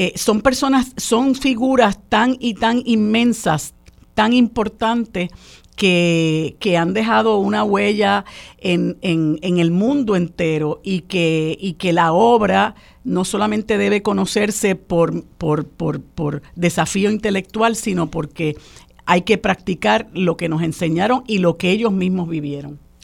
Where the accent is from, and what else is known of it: Puerto Rico